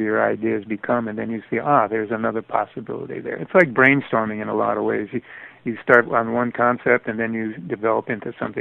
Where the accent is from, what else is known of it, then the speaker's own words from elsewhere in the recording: Connecticut, United States; when I was a little kid growing up in Connecticut